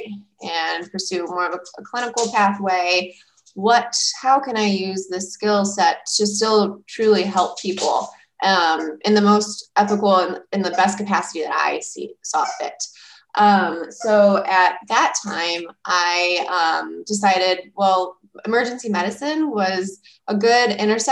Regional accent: Lorain, Ohio, United States; moved away as an adult; also born or lived in San Antonio, Texas / San Francisco Bay Area, California / Chicago, Illinois; I grew up in Lorain, Ohio, which is just west of Cleveland

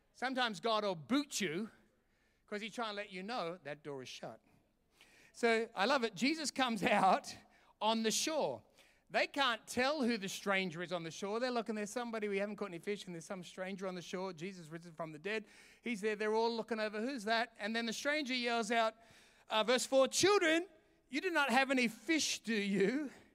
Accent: Sydney, New South Wales, Australia; also born or lived in London, United Kingdom; now in Perth, Australia; I'm from Sydney

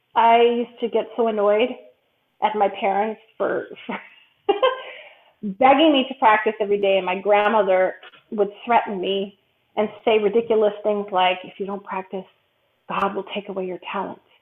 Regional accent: Chicago, Illinois, United States; moved away as an adult; also born or lived in Philadelphia; I'm originally from Chicago and grew up uh, from there my whole life

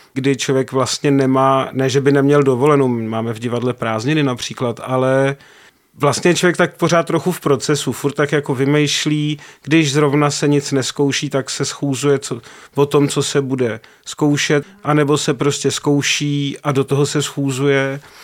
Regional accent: Prague, Czechia; no ne, z Prahy, jako z České republiky

